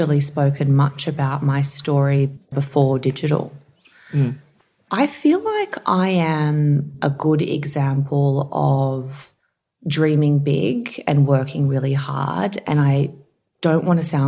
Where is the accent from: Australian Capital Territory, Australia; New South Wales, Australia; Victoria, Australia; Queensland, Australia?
New South Wales, Australia; Campbelltown; also born or lived in Narellan; I grew up in Bradbury, which is close to Campbelltown, and then we moved over to Narellan when I was just about to start year six